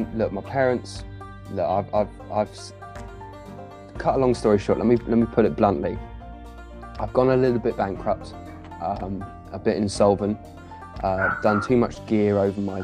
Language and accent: English; West Sussex, South East England, United Kingdom; now in Essex, United Kingdom; I'm from West Sussex